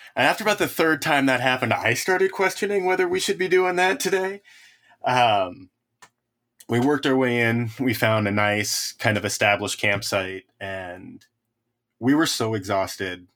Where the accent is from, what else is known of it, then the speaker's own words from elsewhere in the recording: the Sierras, California, United States; I grew up in the Sierras